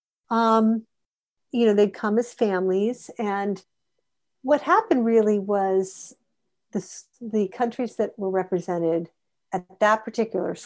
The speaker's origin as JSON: {"language": "English", "country": "United States", "said": "we're both American, we share a lot of common culture in our upbringing"}